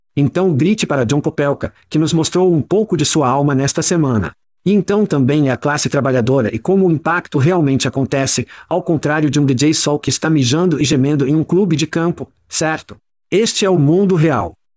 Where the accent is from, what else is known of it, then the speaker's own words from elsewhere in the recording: Ohio, United States; nós dois crescemos em Ohio